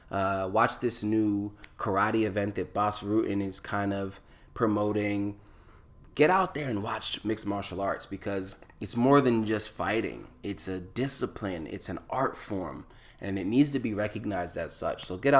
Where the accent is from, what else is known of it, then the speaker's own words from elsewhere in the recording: East Coast, United States; I say local because I'm from the East Coast. It is a local organization that is doing a bunch of amazing events on the East Coast, in DC, in Chicago, in Atlantic City. And Atlantic City is not too far where I was born and raised.